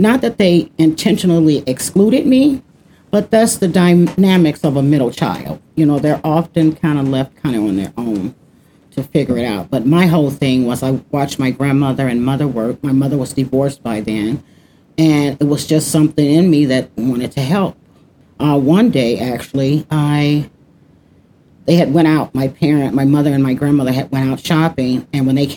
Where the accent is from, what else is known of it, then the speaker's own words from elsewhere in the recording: Chicago, Illinois, United States; also born or lived in California; now in Minnesota, United States; I was born and raised in Chicago, Illinois. I've lived in Chicago, California, and now Minnesota. Been in Minnesota for the past 11 years